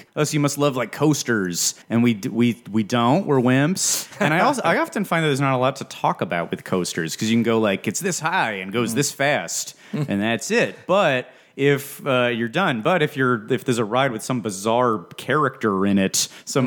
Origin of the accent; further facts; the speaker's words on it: Los Angeles, California, United States; born and raised in Los Angeles